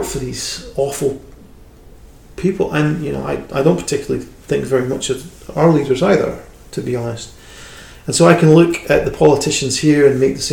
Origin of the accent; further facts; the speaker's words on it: United Kingdom; I'm a British person